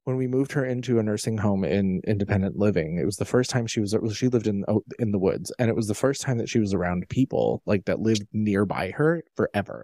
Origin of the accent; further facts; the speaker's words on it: United States; my origin stories of growing up in Amish country. I was not Amish, but we were surrounded by them when I was growing up.